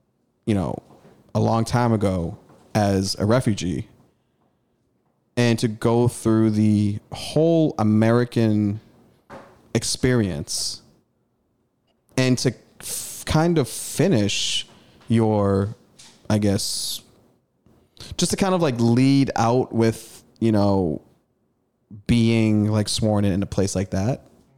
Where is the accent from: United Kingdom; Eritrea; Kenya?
Eritrea; also born or lived in Sudan; I'm a African, East African. I was from Eritrea, Northeast Africa, just north of Ethiopia.